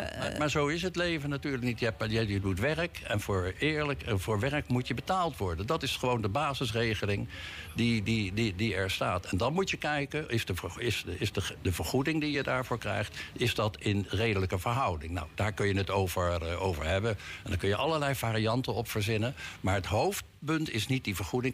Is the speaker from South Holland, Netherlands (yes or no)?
yes; The Hague, South Holland, Netherlands; als geboren Hagenaar